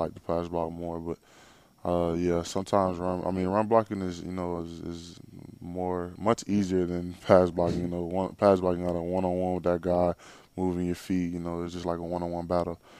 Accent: Jacksonville, Florida, United States; I just grew up in Jacksonville

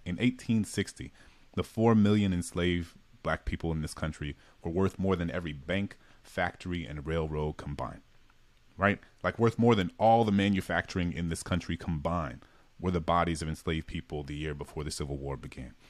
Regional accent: New Orleans, Louisiana, United States; I grew up in a majority black city

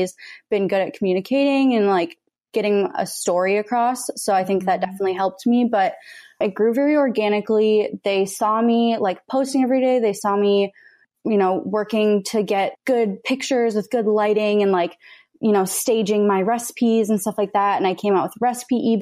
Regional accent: Minnesota, United States; moved away as an adult; also born or lived in Texas; now in Los Angeles, United States; I was born and raised in Minnesota, but I currently live in Los Angeles

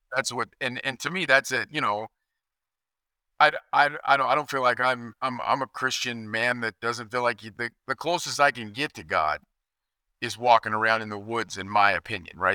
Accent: Kansas, United States; moved away; I grew up in Kansas where we could hunt seven days a week

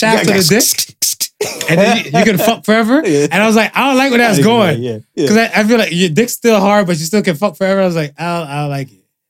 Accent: United States; Me, growing up in America

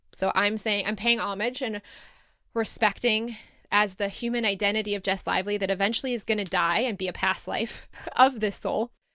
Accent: Detroit area, Michigan, United States; moved away as an adult; also born or lived in Ann Arbor, United States / Sydney, Australia; going back to where I started, or forty-five minutes away from where I started

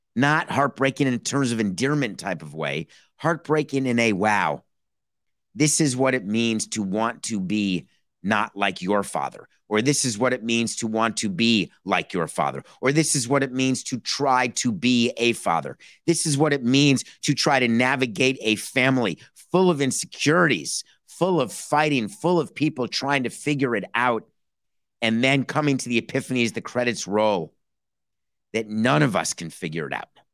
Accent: New York, United States; I grew up in New York. I did not grow up in Queens.

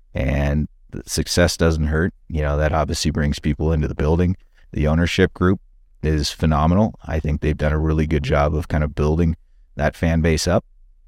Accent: London, Ontario, Canada; I grew up in London, Ontario, and lived there for the first 12 years.

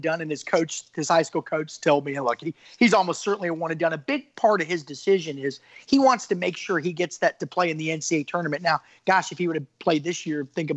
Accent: Florida, United States; I grew up in Florida

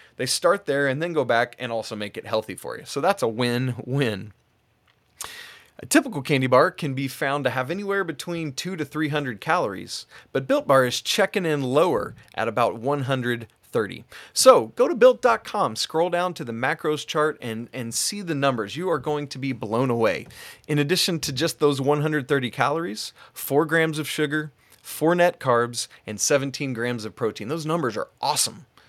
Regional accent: Atlanta, Georgia, United States; moved away; I'm originally from Atlanta, G

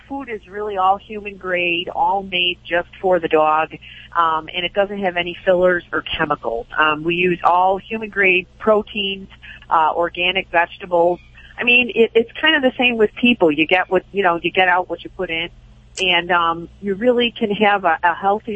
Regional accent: Chicago, Illinois, United States; I am Irish Catholic from the south side of Chicago

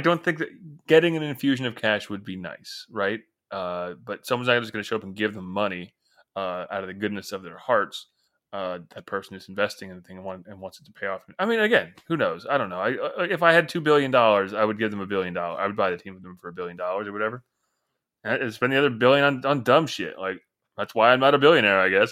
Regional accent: Northeast, United States; I grew up in the Northeast

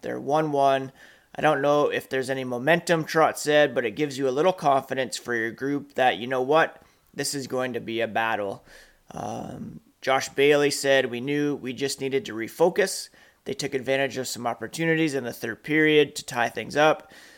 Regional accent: Ottawa, Ontario, Canada; also born or lived in Manitoba; now in Guelph, Canada; I grew up in Ottawa

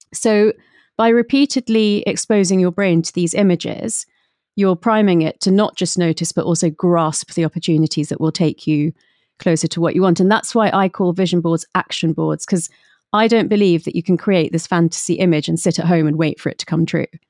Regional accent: London, United Kingdom; I was brought up in London, but by, um, my parents who had emigrated from India.

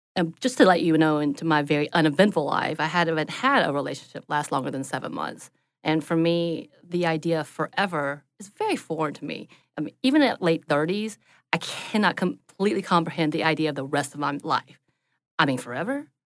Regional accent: the South, Southern United States, United States; as a Southerner, I am taught to please others

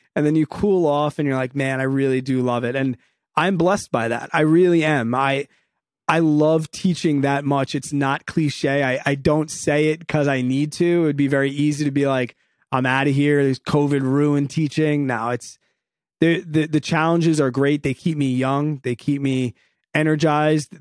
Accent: New York, United States; also born or lived in Evanston, Illinois; came back to the good old state of New York

